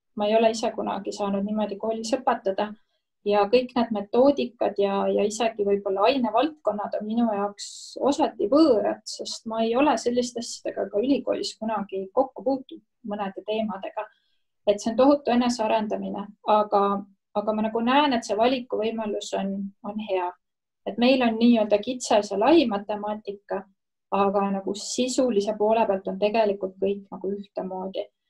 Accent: Estonia; ma olen ikkagi Ida-Euroopast

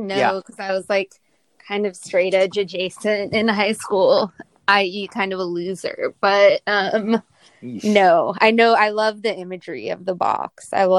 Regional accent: Miami, Florida, United States; Well, so I was born on Miami Beach, and that's where like my mom is from, and like two of my grandparents lived there, and then my dad lived in South Miami and my other grandparents lived in Coconut Grove.

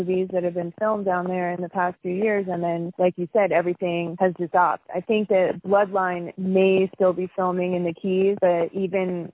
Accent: South Florida, United States; moved away; we're all from South Florida

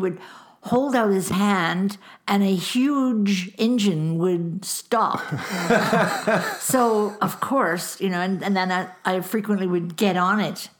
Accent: Winnipeg, Manitoba, Canada; moved away as an adult; also born or lived in Saint John, New Brunswick / Prince Edward Island; Born in Winnipeg, or born and bred, as they say.

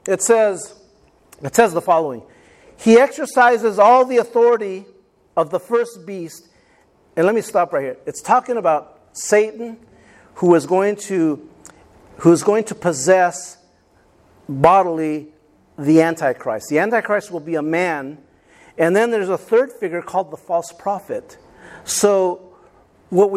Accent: Rutherford, California, United States; where we grew up in Rutherford, we grew up out in the country

